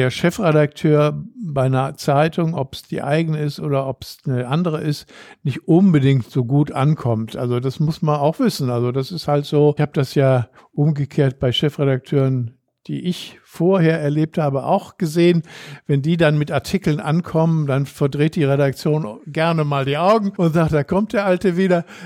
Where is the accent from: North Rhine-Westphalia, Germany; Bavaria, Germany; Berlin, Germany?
North Rhine-Westphalia, Germany; Düsseldorf; also born or lived in Brüggen; ich bin auch Düsseldorfer, bin zwar in Brüggen geboren, aber seit 1956 lebe ich hier.